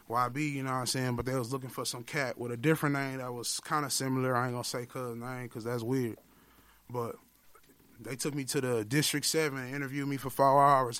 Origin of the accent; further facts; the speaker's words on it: Milwaukee, Wisconsin, United States; I'm from the Millie